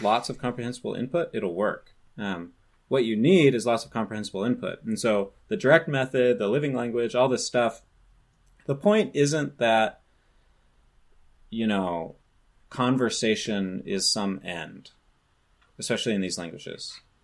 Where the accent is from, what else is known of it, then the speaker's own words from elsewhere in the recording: California, United States; I grew up in California